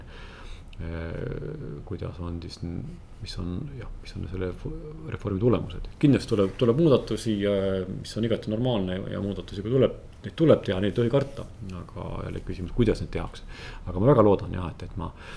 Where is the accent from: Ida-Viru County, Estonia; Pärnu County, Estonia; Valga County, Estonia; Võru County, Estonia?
Võru County, Estonia; Võru; moved away; ma olen Võrust, Võrust pärit